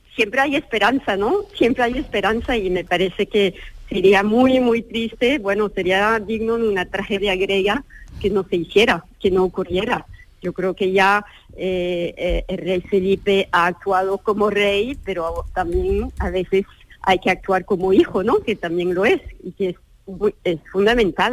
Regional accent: France; hablo como francesa, francesa

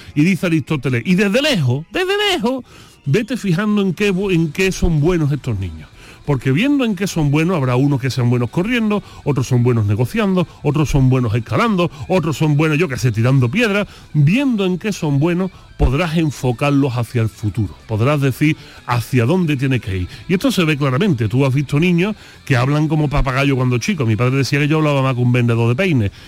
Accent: Utrera, Andalusia, Spain; allí en mi pueblo de Utrera

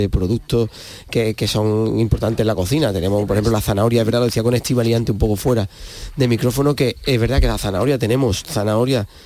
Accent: Andalusia, Spain; que somos de Huelva tenemos ese concepto metido desde chico.

